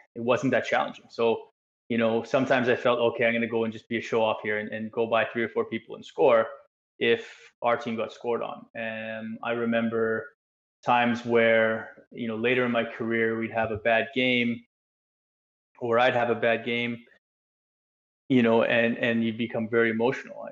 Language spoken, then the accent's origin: English; Canada; moved away as an adult; also born or lived in England; coming from being a Canadian in you know this nice bubble world that we live